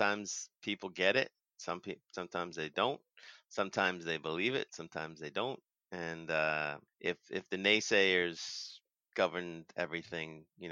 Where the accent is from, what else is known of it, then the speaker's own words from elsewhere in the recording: Boston, Massachusetts, United States; I'm from Boston originally.